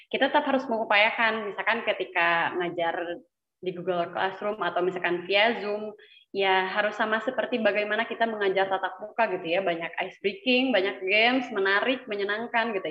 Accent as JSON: {"language": "Indonesian", "town": "Garut", "region": "West Java", "country": "Indonesia", "said": "Iya, saya dari Garut, Pak."}